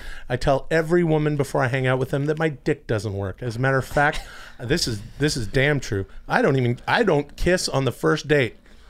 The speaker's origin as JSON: {"language": "English", "region": "British Columbia", "country": "Canada", "tie": "born or raised there", "moved": "yes", "lives_now": "United States", "said": "We're in the, you know, western Canadian suburbs there outside of Vancouver. Yeah. And in my hometown."}